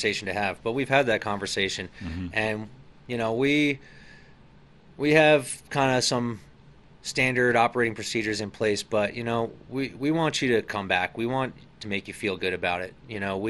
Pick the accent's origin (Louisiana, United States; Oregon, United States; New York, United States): New York, United States; Hudson River Valley, East Coast; moved away; growing up on the East Coast in that area, there's a lot of history. My dad and I used to go hit some of these small Civil War, Revolutionary War, little historical sites and museums all up and down the Hudson River Valley